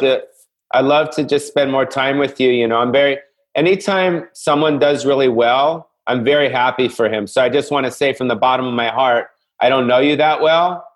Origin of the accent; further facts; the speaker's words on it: Los Angeles, California, United States; I grew up you know, on the Sunset Strip